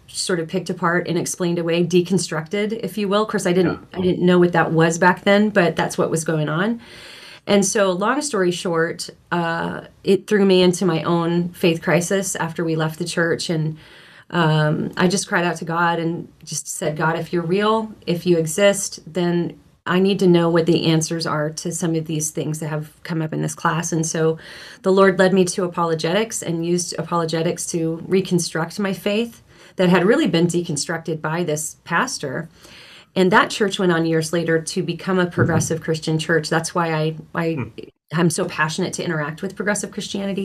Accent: Los Angeles, California, United States; I grew up in the San Fernando Valley in the LA area

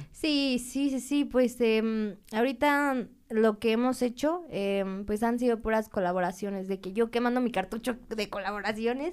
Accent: Puebla, Mexico; yo soy originaria de Puebla

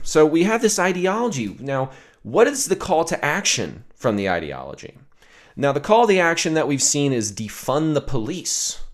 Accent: the South, United States; I grew up in the South

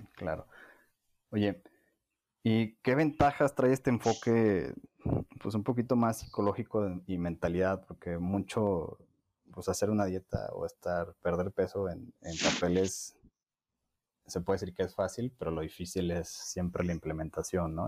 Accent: Mexico; nosotros como cultura mexicana

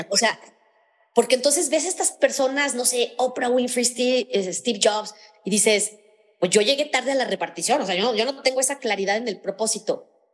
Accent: León, Guanajuato, Mexico; moved away as an adult; now in Mexico City, Mexico; yo soy originaria de una parte de México que se llama León, Guanajuato, está en el centro del país. Entonces, eh, viví ahí toda mi vida, hasta hace 20 años me vine a vivir a Ciudad de México

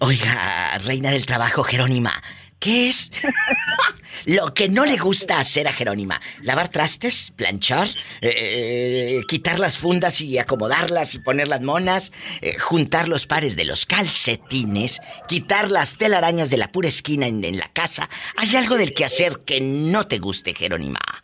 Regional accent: Matamoros, Tamaulipas, Mexico; ahí en mi tierra, en Matamoros, Tamaulipas

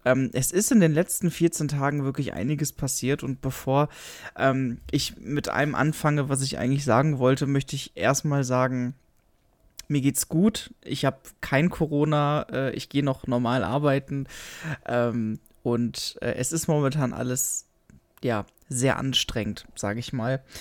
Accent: Germany; bei uns in Deutschland

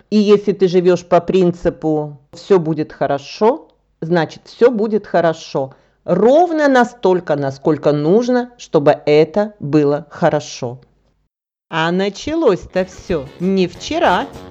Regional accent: Russia; now in Bulgaria; я российская гражданка

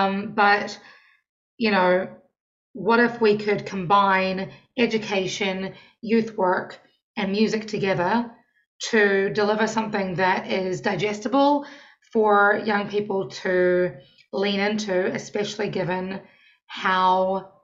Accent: New Zealand; moved away as an adult; now in Washington, D.C., United States; I am your neighbour. I am from New Zealand. I've been in Washington, D.C. for almost 7 years now.

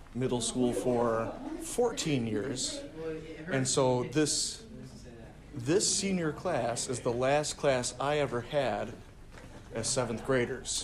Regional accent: Medina, New York, United States; I am from Medina, uh, which is a small town

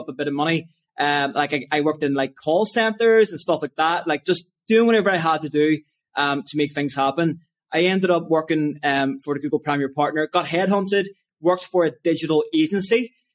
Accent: Lisburn, Northern Ireland, United Kingdom; I grew up in Lisburn, Northern Ireland

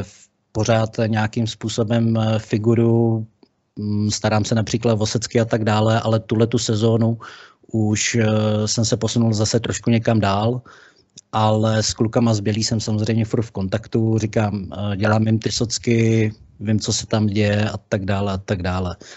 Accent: Liberec or Jablonec, Liberec Region, Czechia; Já jsem z Liberce nebo z Jablonce

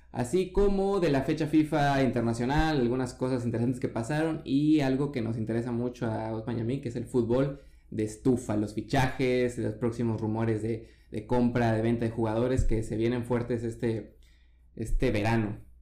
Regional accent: Mexico; soy mexicano

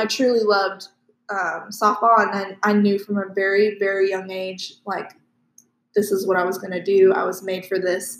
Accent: Live Oak, Florida, United States; I am also from Live Oak.

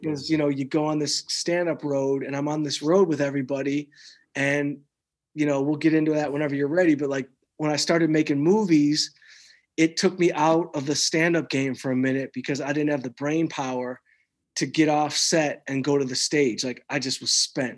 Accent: outside Detroit, Michigan, United States; growing up outside Detroit like I did

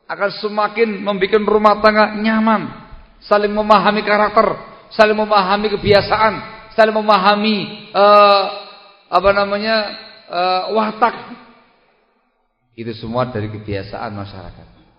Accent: Java, Indonesia; Kurang banyak tahu, saya orang Jawa ini.

